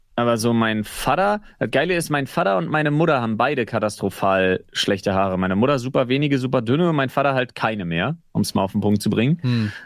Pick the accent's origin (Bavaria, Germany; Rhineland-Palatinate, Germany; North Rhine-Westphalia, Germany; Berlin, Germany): Berlin, Germany; dass ich mich als Berliner so ein bisschen in den Stadtpatriotismus äh, zurückflüchten kann